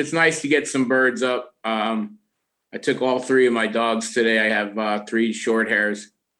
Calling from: Stony Creek, New York, United States; as Nick said, I'm calling from Stony Creek, New York, which is a small town of about 650 people in the southern Adirondacks of New York.

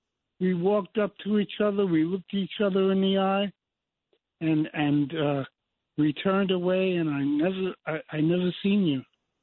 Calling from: Seminole, Florida, United States; I'm calling from Seminole, Florida there, my friend.

